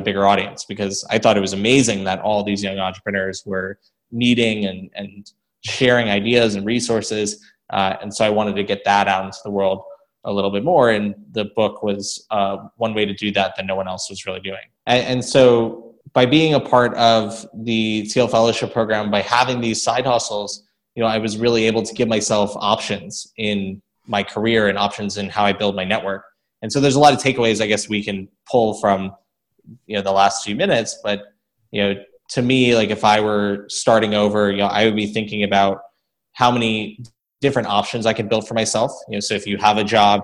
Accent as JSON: {"language": "English", "region": "South Florida", "country": "United States", "tie": "born or raised there", "said": "I was growing up in South Florida"}